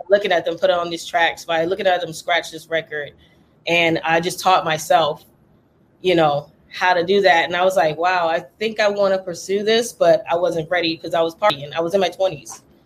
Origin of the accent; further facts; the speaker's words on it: Charleston, South Carolina, United States; moved away; I was born in Charleston, South Carolina